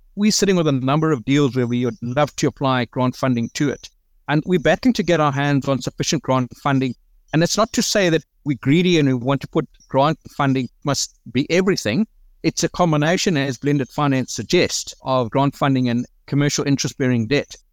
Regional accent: South Africa; we deal with a lot as the South African businessman

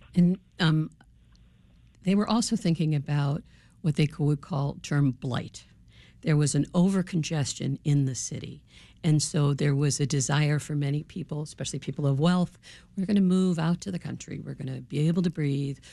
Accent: Chicago, Illinois, United States; I'm a Chicagoan

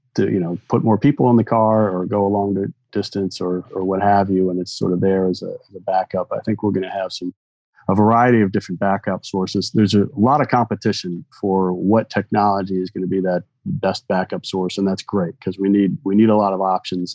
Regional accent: Michigan, United States; I grew up in Michigan

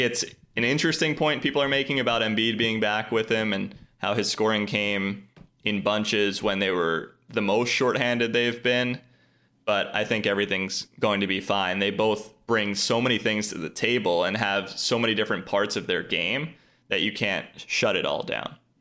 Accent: New Jersey, United States; I'm from South Jersey, born and raised, grew up with this team

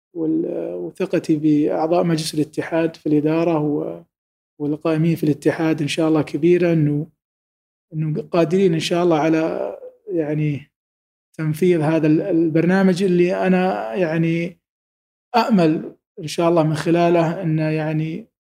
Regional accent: Saudi Arabia; انا كسعودي

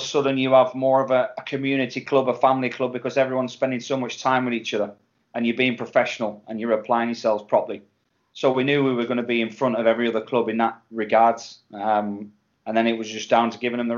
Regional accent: England, United Kingdom; me being English

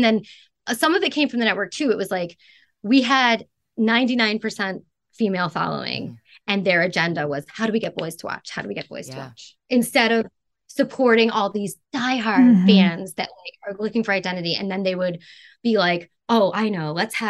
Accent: Canada; born there; I went to Toronto because I was born in Canada.

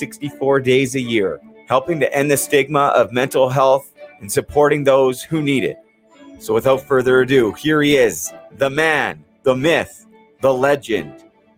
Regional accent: Vancouver, British Columbia, Canada; growing up in Vancouver, I come home from school and, you know, turn the TV on after I get a snack.

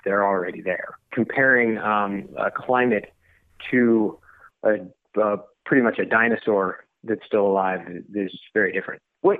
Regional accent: Arizona, United States; I'm from Arizona.

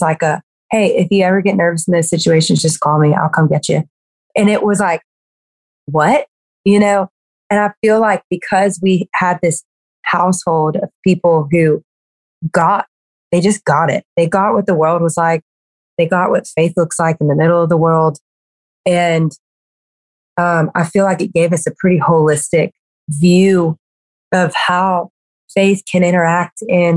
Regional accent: Louisiana, United States; I grew up in Louisiana. I'm like a Southern girl through and through

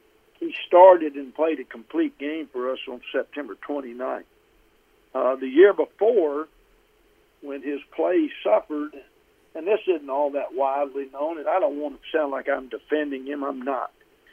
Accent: Alabama, United States; So I have followed the Giants in my youth and was a fan of theirs, even growing up in Alabama, which doesn't make much sense

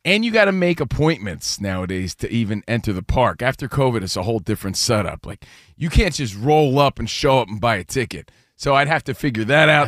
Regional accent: United States; now in Los Angeles, United States; we're from New Jersey and New York. We're from the East Coast, but we live out here in L

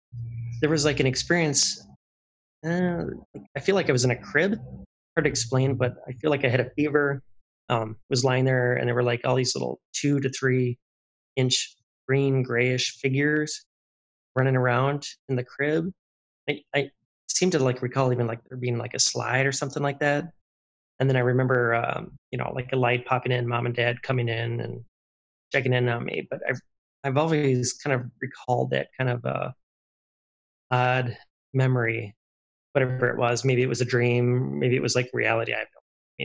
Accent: Wisconsin, United States; I grew up in Wisconsin.

